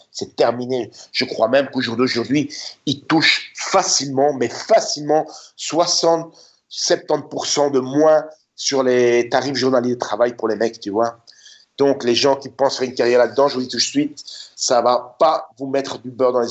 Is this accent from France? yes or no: no; Budapest, Hungary; now in United States; moi, je venais de Budapest, tu sais. Moi, je venais de Budapest quand je suis arrivé en Californie. Et comparer Budapest et la Californie